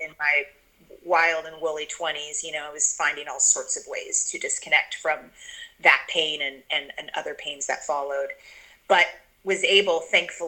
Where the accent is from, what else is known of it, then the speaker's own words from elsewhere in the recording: Kentucky, United States; I grew up in Kentucky, grew up eating every animal on planet Earth. I mean, it was the South